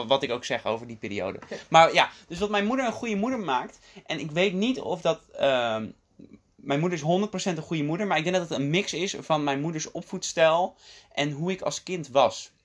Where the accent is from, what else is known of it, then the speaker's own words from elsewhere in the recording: Dordrecht, South Holland, Netherlands; moved away as an adult; also born or lived in The Hague / South Korea; now in Utrecht, Netherlands; het grootste deel van mijn jeugd woonde mijn vader in Rotterdam en mijn moeder in Dordrecht. En ik woonde ook bij mijn moeder.